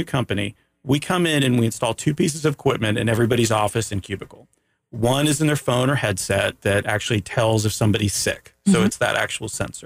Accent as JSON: {"language": "English", "country": "Canada", "said": "I'm from Canada"}